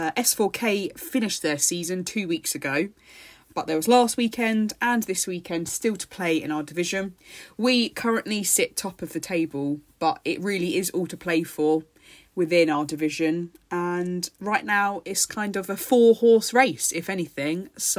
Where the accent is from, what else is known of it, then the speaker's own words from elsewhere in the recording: United Kingdom; And we were just moaning about the rain because obviously we're British.